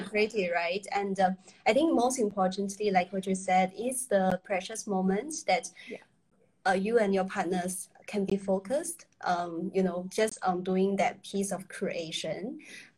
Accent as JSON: {"language": "English", "country": "China", "moved": "yes", "said": "I was from China originally"}